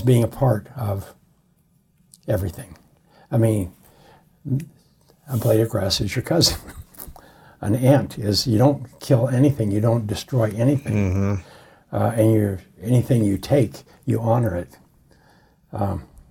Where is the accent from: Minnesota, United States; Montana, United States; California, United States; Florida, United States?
Montana, United States; now in Palm Springs, United States; I grew up in Montana, up in the Priors